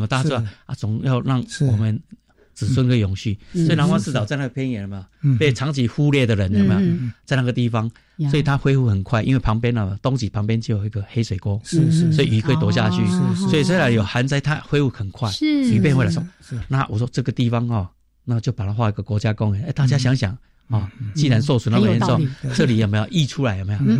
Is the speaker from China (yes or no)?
no; Kaohsiung, Taiwan; also born or lived in Penghu; 从小我是哦高雄长大